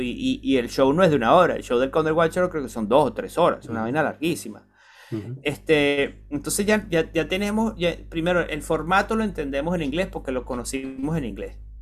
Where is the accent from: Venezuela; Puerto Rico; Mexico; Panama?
Venezuela; moved away as an adult; cuando yo me fui de Venezuela